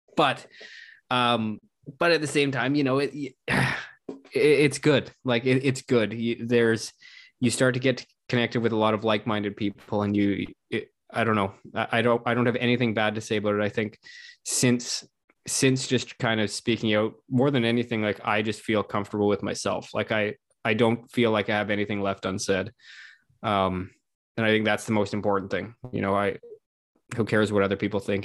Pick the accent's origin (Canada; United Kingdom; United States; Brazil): Canada; as a Canadian